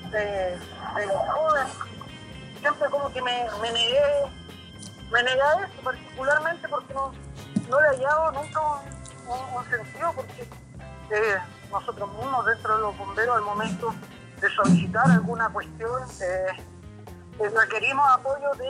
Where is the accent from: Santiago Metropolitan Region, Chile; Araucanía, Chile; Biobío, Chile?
Biobío, Chile; Concepción